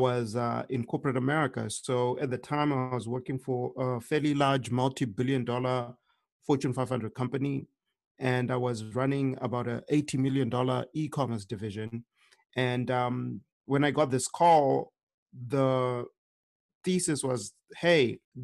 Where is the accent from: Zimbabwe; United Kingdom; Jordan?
Zimbabwe; now in United States; I had experienced hunger while living in Zimbabwe because I grew up in Zimbabwe.